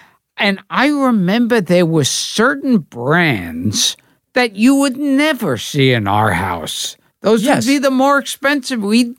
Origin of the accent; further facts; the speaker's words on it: New York City, New York, United States; When I was a kid growing up in Brooklyn